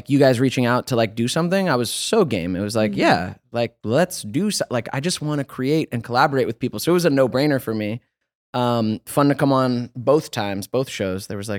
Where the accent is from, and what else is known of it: Georgia, United States; now in Los Angeles, United States